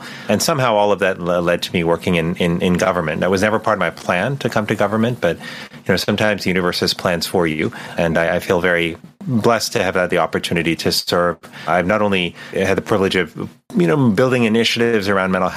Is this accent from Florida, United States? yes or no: yes; Miami, Florida, United States; I grew up in Miami, Florida